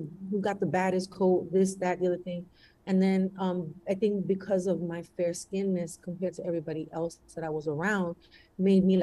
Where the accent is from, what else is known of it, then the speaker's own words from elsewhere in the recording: New York City, New York, United States; I was born and raised in the Bronx. I'm Puerto Rican